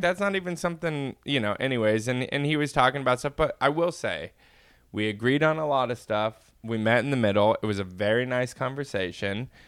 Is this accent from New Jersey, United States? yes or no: no; Inland Empire, California, United States; I was born and raised in California